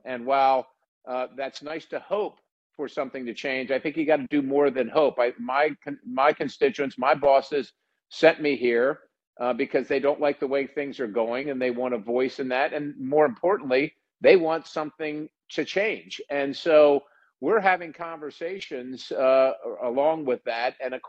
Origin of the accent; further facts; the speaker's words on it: Pennsylvania, United States; I'm from Pennsylvania.